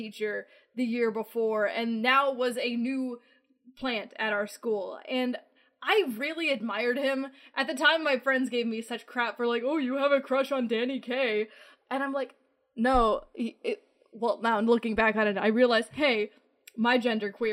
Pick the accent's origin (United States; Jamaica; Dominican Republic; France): United States; west central Minnesota; I was born and raised out in, like, west central Minnesota